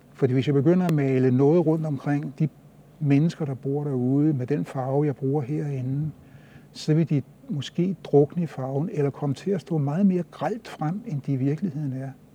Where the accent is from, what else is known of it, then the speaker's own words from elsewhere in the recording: Copenhagen, Capital Region of Denmark, Denmark; det sprog, jeg havde fået indgivet herudefra, i den, det sted, hvor jeg voksede op